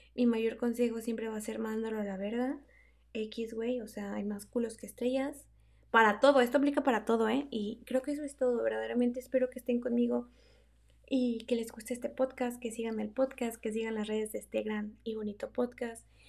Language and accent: Spanish; Mexico; moved away; Soy una mexicana atrapada en el cabacho, que ya casi no habla español con nadie porque pues estoy en la mera, en la mera punta del diablo.